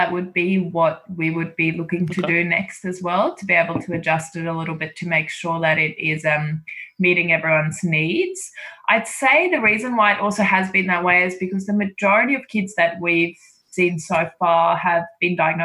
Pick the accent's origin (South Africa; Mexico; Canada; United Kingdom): South Africa; moved away; I'm actually South African, so I you know, I grew up with rugby in a different way